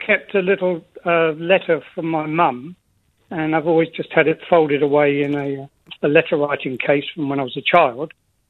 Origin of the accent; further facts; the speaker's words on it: Egypt; born there; I was born in Egypt, and he was killed by terrorists.